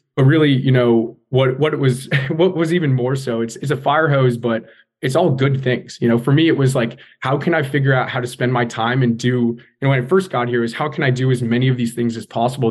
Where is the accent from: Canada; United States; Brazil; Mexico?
United States; California; moved away; I'm from California originally